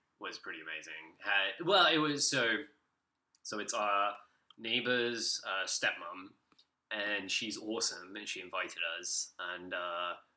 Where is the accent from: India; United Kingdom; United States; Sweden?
United Kingdom; we get in the UK